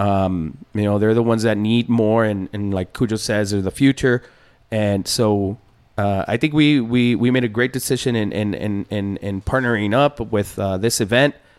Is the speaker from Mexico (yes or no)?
yes; Ciudad Juárez, Chihuahua, Mexico; now in El Paso, United States; I'm from Juarez. I'm from I'm from uh, Bella Vista, which is one of the poorest uh, areas in town mm-hmm. in Juarez